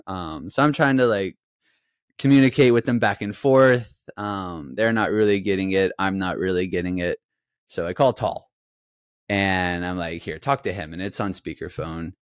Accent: United States; moved away as an adult; now in Israel; what I grew up playing in the States

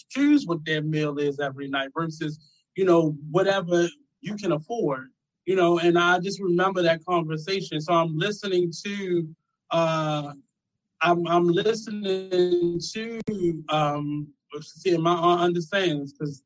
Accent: Philadelphia, Pennsylvania, United States; I'm from Philly

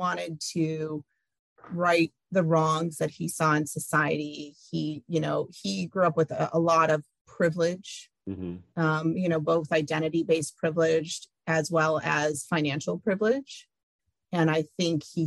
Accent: Iowa City, Iowa, United States; born or raised there

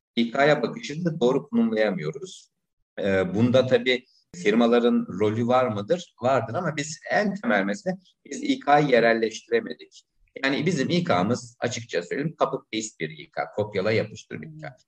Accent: İzmir, Turkey; moved away as an adult; also born or lived in Istanbul; En sonunda memleketim İzmir'e döndüm. Şu anda İzmir'de özel bir okulun insan kaynakları

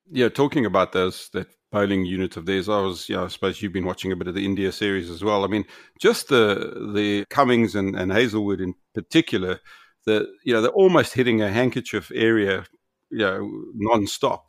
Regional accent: South Africa; as a South African

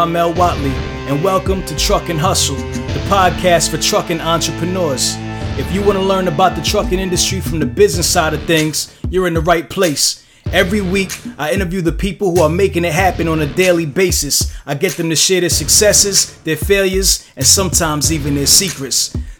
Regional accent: East Coast, United States; we're from the East Coast.

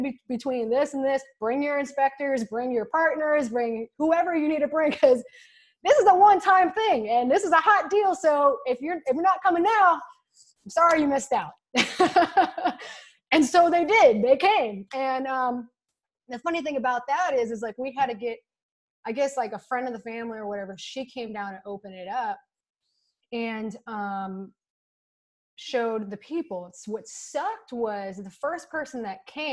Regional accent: Texas, United States; I'm from Texas.

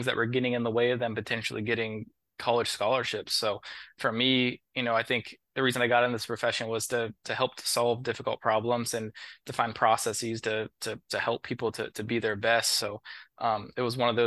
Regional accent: Columbus, Ohio, United States; moved away as an adult; also born or lived in Dayton, Ohio / Maryland; now in Washington, D.C., United States; I'm originally from Columbus, Ohio. I grew up there

